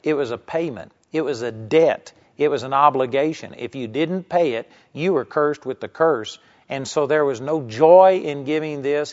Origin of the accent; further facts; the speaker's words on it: Texas, United States; I grew up in Texas